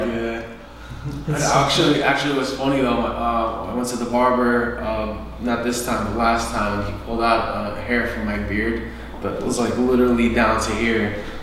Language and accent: English; New York City, New York, United States